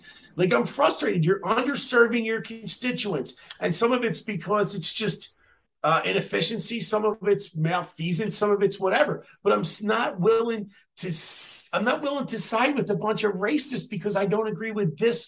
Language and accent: English; Philadelphia, Pennsylvania, United States; I'm from Philadelphia